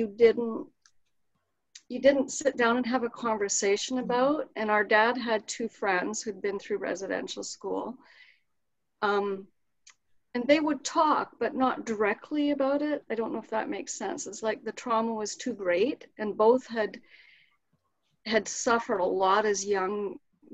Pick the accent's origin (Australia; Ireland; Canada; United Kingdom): Canada; Crowsnest Pass, Alberta; Carol and I grew up in the Crow's Nest Pass, very near Brockett